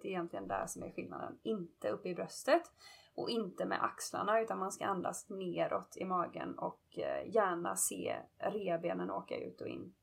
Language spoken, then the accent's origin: Swedish; Gothenburg, Västra Götaland, Sweden; now in Los Angeles, United States; är hemma över julafton och nyår hemma i Göteborg. Men jag bor annars